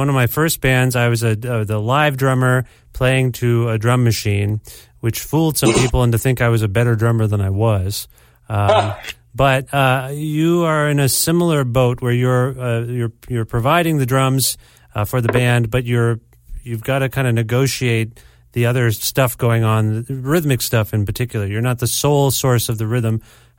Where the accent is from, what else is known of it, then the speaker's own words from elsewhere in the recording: Canada; I'm Canadian.